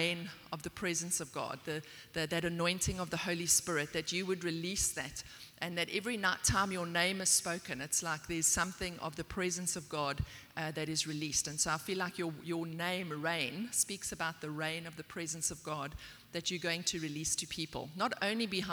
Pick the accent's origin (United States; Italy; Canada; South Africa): South Africa; also born or lived in Port Elizabeth, South Africa; I'm from South Africa.